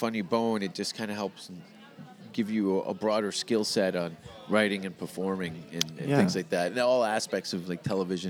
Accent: Hamilton, Ontario, Canada; I was educated in the city of Hamilton

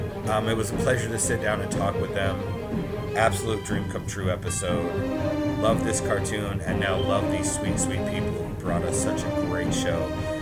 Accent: Boston, Massachusetts, United States; I grew up in Boston, so we got it on Fox 64 at 11 a.m. on Saturdays, and it was the be-all, end-all of my week.

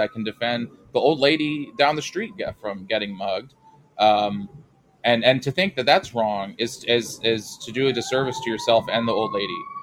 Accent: New York City, New York, United States; I'm from the Northeast. I'm from New York City

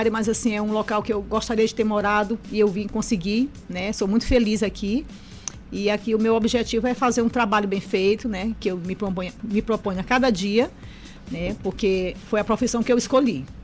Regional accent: Piauí, Brazil; now in São Luís, Brazil; Então eu vim para cá em 2002. Sou piauiense e construí família já, né, na capital.

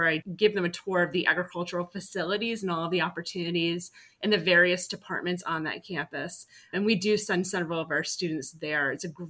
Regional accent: Rhode Island, United States; moved away as an adult; also born or lived in Doylestown, Pennsylvania; now in Schoharie County, United States; I grew up in Rhode Island.

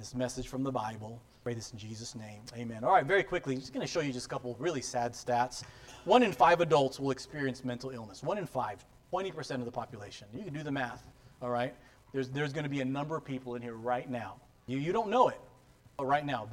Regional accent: San Diego, California, United States; I grew up in San Diego, so I'm a Charger fan.

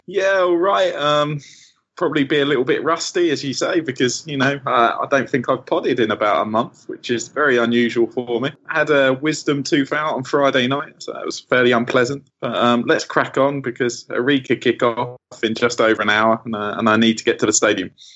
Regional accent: England, United Kingdom; being English and as a just a six year old at the time

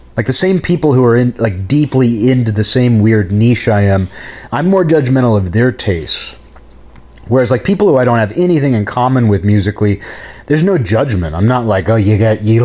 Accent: Seattle, Washington, United States; growing up in Seattle, there were no actual metal bands around.

